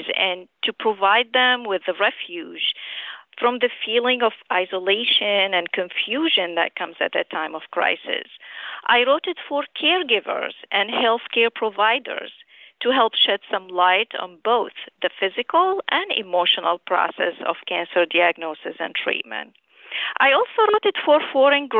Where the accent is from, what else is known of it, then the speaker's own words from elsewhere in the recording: Damascus, Damascus Governorate, Syria; moved away as an adult; also born or lived in Aleppo, Syria / St. Louis, United States / New Orleans, United States / New Jersey, United States; now in New York, United States; I grew up in Damascus, Syria, and I immigrated to the U.S. in 1990 to finish my medical training.